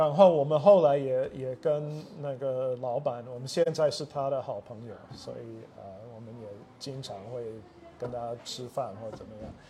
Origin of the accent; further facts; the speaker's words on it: Taichung, Taiwan; 啊，我是台湾生长的美国人，啊，所以我父母都是美国人，但是他们以前是在台中的东海大学教书，所以我就是在那边出生的。小的时候也是住啊东海的校园